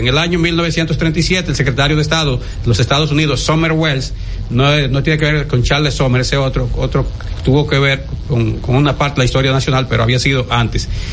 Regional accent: Guayabal, Santiago, Dominican Republic; now in Santo Domingo, Dominican Republic; allá en Guayabal, Santiago, mi tierra natal, mi terruño.

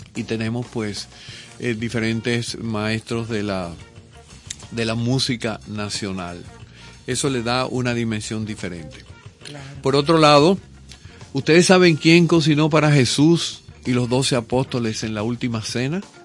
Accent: Portuguesa, Venezuela; also born or lived in Caracas, Venezuela; nosotros nos mudamos de Caracas a, un proyecto agrícola en medio del llano en el estado portuguesa

